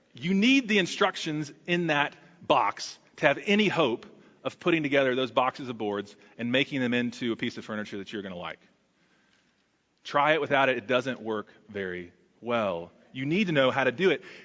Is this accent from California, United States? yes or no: no; Texas, United States; As a Texan, that's exceptionally in my blood